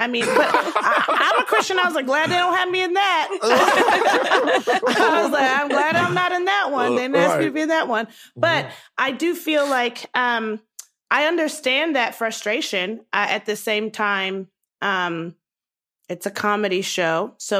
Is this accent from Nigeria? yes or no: yes; Nigeria; I'm a Black woman who is proud to be Black. I'm a Nigerian woman who is proud to be Nigerian.